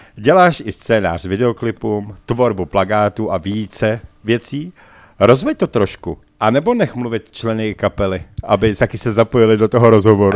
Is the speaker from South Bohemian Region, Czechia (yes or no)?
no; Prague, Czechia; my Pražáci